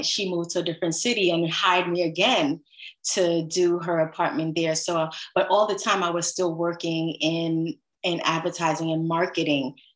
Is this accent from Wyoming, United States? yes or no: no; New York City, New York, United States; I grew up in the Crown Heights area of Brooklyn where there are lots of brownstones, and I grew up in a brownstone